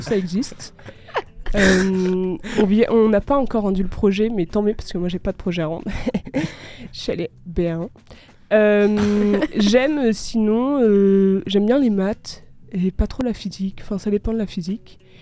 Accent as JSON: {"language": "French", "town": "Marseille", "region": "Provence-Alpes-Côte d'Azur", "country": "France", "said": "je viens de Marseille"}